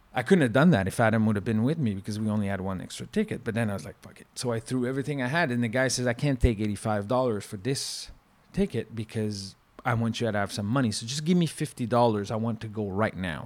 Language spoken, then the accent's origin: English; Canada; accent: French-Canadian; from my accent, he realized that I was French-Canadian.